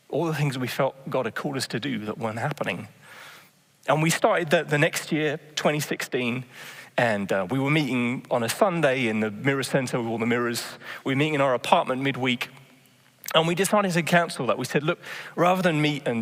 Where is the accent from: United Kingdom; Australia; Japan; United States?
United Kingdom; England; moved away as an adult; now in Netherlands; I'm just England